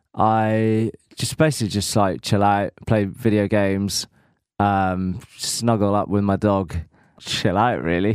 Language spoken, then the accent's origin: English; Norfolk, East of England, United Kingdom; I am from Norfolk, the home of Alan Partridge